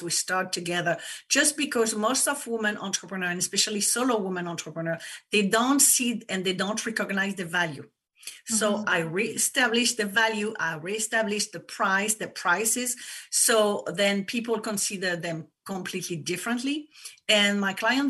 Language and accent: English; France; English is a second language; moved away as an adult; now in United States; people probably noticed that I have an accent. I come from France, but I live in the US for 20 years.